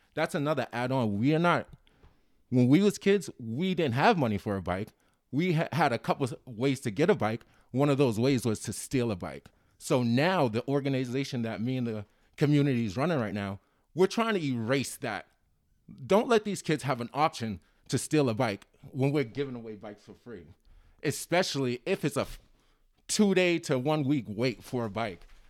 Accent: Cambridge, Massachusetts, United States; I grew up in Cambridge.

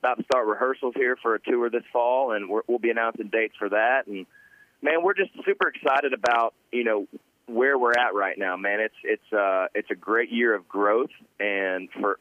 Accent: Ormond Beach, Florida, United States; I grew up in Ormond Beach, Florida, Volusia County. So I'm a Florida boy, tried and true

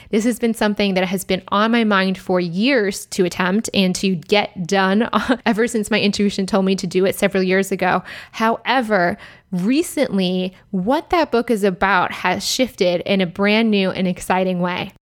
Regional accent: Michigan, United States; moved away as an adult; also born or lived in Ann Arbor, Michigan / Chicago, Illinois; now in Austin, United States; I grew up in Michigan

